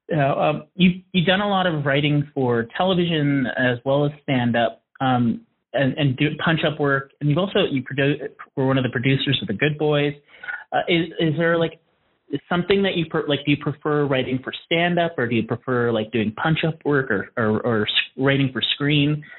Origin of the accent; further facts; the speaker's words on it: Canada; being Canadian